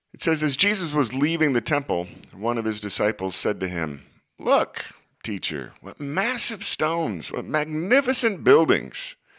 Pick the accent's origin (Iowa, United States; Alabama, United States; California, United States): Iowa, United States; Des Moines; my hometown was Des Moines